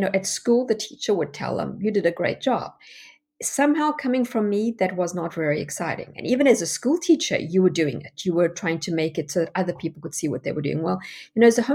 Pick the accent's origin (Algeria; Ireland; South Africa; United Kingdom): South Africa; moved away as an adult; now in United States; you can hear from my accent that I'm not American. Well, I am American. I have my American citizenship now, but I actually come from South Africa